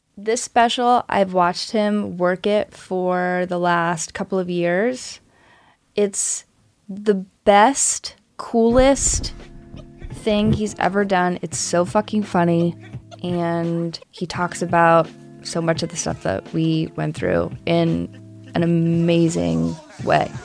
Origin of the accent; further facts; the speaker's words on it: North Carolina, United States; moved away as an adult; also born or lived in Missouri; now in Los Angeles, United States; I grew up in North Carolina